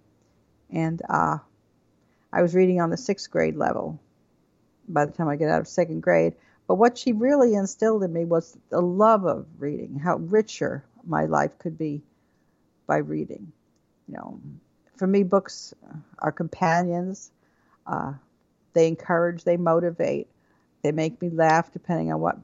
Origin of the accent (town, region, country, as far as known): Levittown, New York, United States; born or raised there; also born or lived in Brooklyn, New York